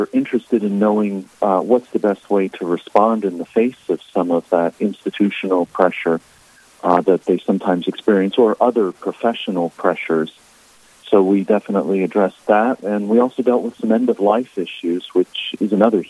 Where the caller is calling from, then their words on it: Massachusetts, United States; I'm currently up in Massachusetts.